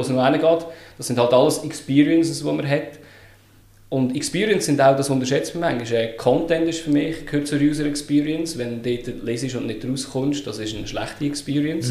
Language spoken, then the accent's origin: German; Lucerne, Switzerland; Ich bin geboren und aufgewachsen in Luzern, bin 35